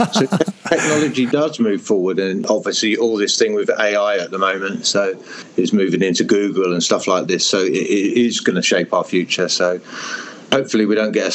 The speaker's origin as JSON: {"language": "English", "area": "Hertfordshire", "region": "East of England", "country": "United Kingdom", "also_born_or_lived": "Europe", "moved": "yes", "said": "I am from England in Hertfordshire, which is very green and rural"}